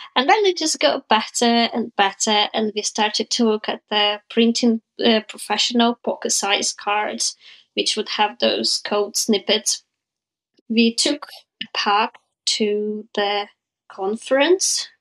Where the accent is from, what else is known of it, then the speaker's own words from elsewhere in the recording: Ukraine; also born or lived in Southampton, United Kingdom; I'm from Ukraine